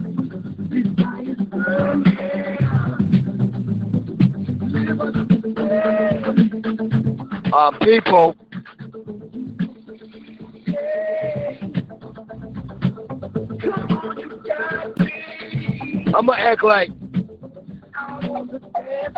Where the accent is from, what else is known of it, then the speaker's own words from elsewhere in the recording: Philadelphia, Pennsylvania, United States; I'm from Philly